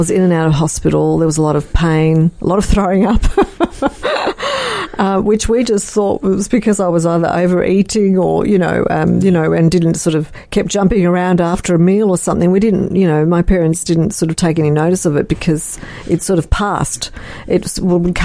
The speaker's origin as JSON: {"language": "English", "town": "Melbourne", "region": "Victoria", "country": "Australia", "tie": "born or raised there", "moved": "as an adult", "said": "I came back to Melbourne a year and a half ago after being away for 15 years, and this is my hometown"}